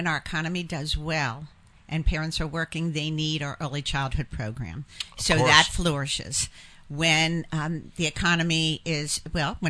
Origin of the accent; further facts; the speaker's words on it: Washington, District of Columbia, United States; moved away as an adult; now in New Hampshire, United States; I'm from Washington, D.C. So born and raised in Washington, D.C.